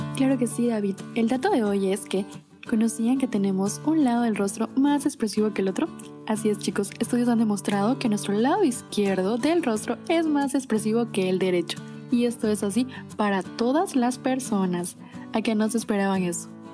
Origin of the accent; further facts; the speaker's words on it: Puerto Francisco de Orellana, Orellana, Ecuador; soy del COCA